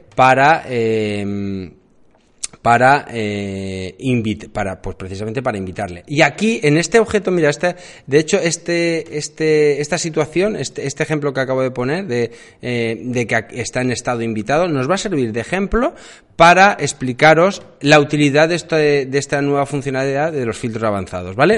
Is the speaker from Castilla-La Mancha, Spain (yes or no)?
no; Alicante, Valencian Community, Spain; yo vivo en Alicante, eh, yo soy de Alicante